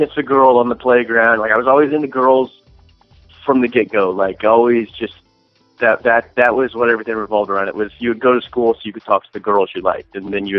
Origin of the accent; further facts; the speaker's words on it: Illinois, United States; moved away as an adult; I'm just inside Illinois. And grew up there, had a perfect, great childhood